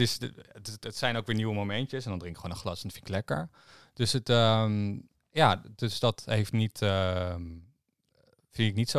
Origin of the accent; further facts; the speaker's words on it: Harderwijk, Gelderland, Netherlands; waar ik vandaan kom in Harderwijk